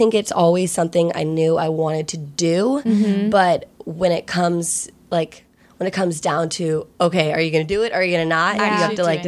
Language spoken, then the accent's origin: English; Virginia, United States; moved away as an adult; now in Los Angeles, United States; I'm originally from Virginia, but I came to USC in LA on a lacrosse scholarship